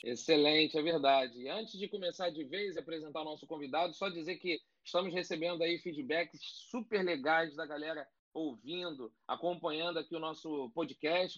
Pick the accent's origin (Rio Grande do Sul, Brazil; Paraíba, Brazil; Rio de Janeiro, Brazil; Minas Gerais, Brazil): Rio de Janeiro, Brazil; eu tenho 42 anos, morei 24 em Cascadura